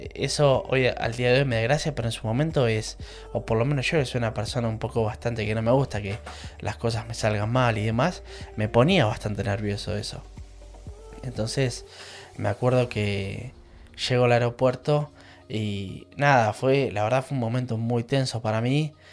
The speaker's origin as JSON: {"language": "Spanish", "country": "Argentina", "moved": "as an adult", "lives_now": "England, United Kingdom", "said": "soy argentino y vivo en Inglaterra"}